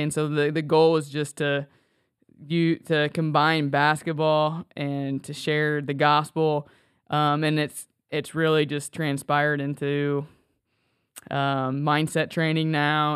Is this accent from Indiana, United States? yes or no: yes; Sweetser, Indiana, United States; also born or lived in Marion, Indiana; I grew up in Sweetser, uh, Indiana